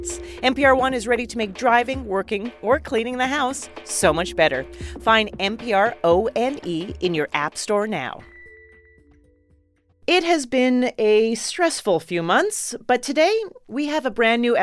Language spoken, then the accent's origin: English; Calgary, Alberta, Canada; I'm from Calgary, Alberta